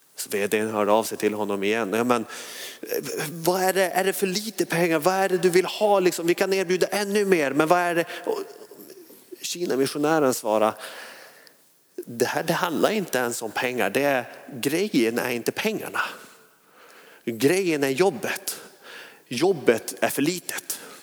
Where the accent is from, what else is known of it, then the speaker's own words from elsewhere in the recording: Skellefteå, Västerbotten County, Sweden; now in Hönö, Sweden; Skellefteå kom jag från